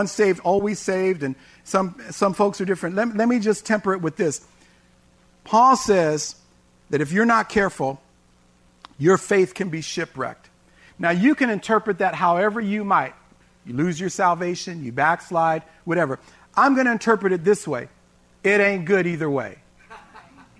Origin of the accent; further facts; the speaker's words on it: San Francisco, California, United States; also born or lived in Tracy, California; when I was a kid growing up in San Francisco